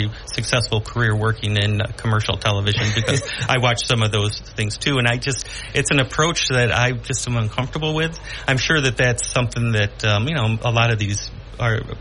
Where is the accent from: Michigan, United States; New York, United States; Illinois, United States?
New York, United States; Binghamton; this is my hometown. I grew up here